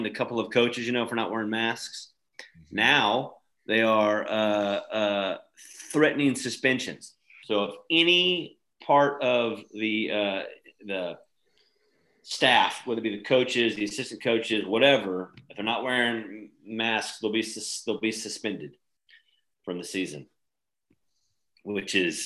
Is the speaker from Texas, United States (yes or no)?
yes; Texas, United States; we're all from Texas